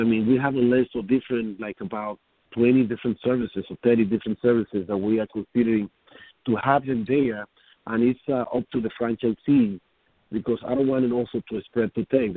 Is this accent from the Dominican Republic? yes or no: yes; Dominican Republic; now in New York City, United States; I am from the Dominican Republic